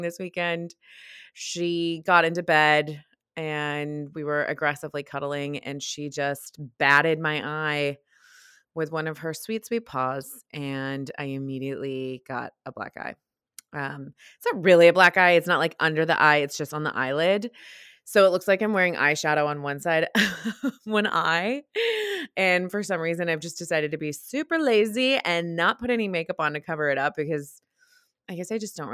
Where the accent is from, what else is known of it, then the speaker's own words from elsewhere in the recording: United States; accent: American; my American accent